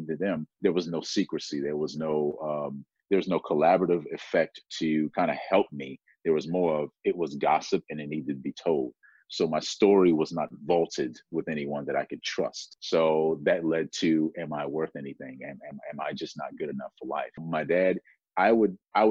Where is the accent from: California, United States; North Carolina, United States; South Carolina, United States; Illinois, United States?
South Carolina, United States; I grew up in South Carolina